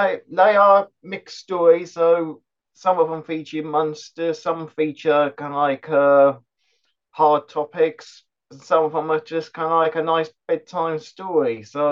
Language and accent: English; West Molesey, South East England, United Kingdom; I am from West Molesey in Surrey.